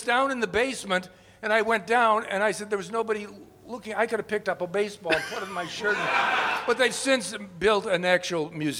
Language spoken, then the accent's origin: English; Cleveland, Ohio, United States; I'm from Cleveland